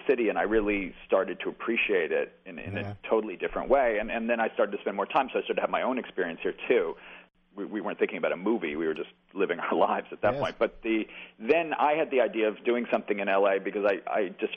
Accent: New York City, New York, United States; I'm from Brooklyn

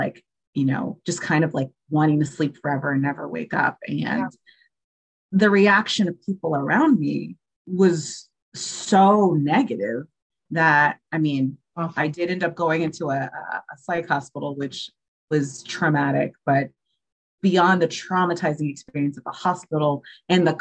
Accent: Georgia, United States; also born or lived in New York; I moved from New York to Georgia

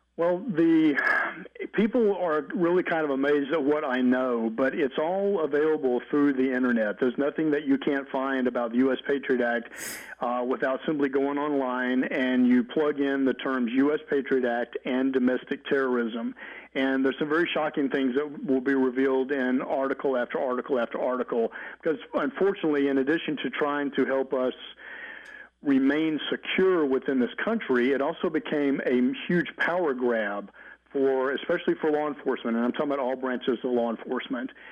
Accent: Mobile, Alabama, United States; moved away; also born or lived in California; I'm from Mobile, Alabama, but also lived in California for about 15 and a half years as well

